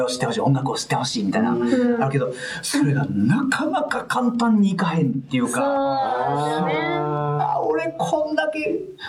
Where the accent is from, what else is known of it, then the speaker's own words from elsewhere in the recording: Hirakata, Osaka, Japan; 僕の地元枚方